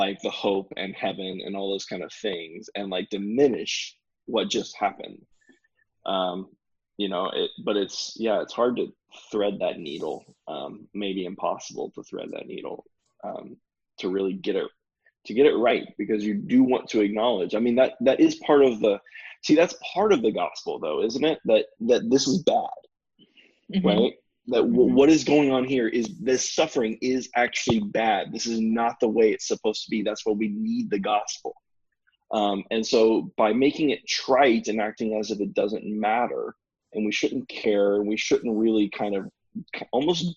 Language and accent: English; the South, United States; now in Seattle, United States; I grew up in the South